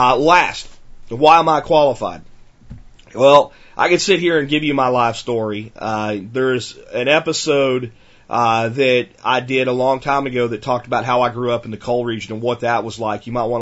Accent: United States; I know how to survive in America with very little, because I grew up in America with very little.

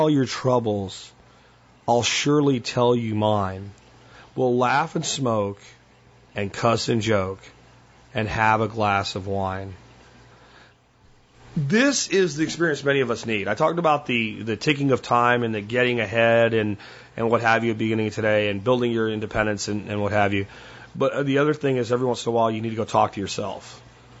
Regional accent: Jacksonville, Florida, United States; I grew up in Florida, Jacksonville, Florida, on the Atlantic coast

